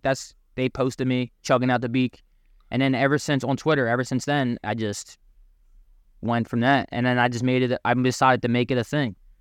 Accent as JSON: {"language": "English", "town": "Philadelphia", "region": "Pennsylvania", "country": "United States", "tie": "born or raised there", "moved": "as an adult", "lives_now": "New Jersey, United States", "said": "I'm from Philadelphia, um, Port Richmond area, um, area, the neighborhood uh, in Philly. Um, so um, basically, you know, I went to high school in, at Roman Catholic High School, uh, Philly native, born and raised"}